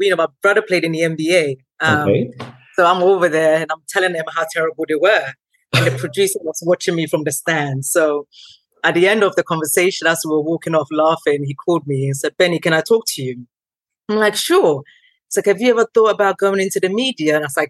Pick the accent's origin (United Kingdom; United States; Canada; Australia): United Kingdom; Tottenham, London; Growing up in Tottenham, a very multicultural, diverse community.